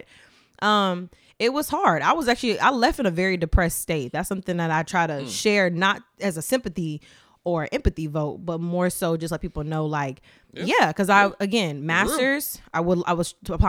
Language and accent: English; the South, United States; My mom, we're from the South. She's from Sumter, South Carolina.